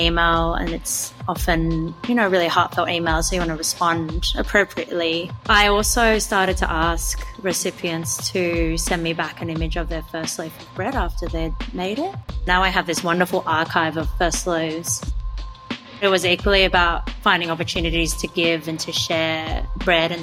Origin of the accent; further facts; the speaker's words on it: Sydney, New South Wales, Australia; also born or lived in New York; growing up in Sydney as a first generation Chinese immigrant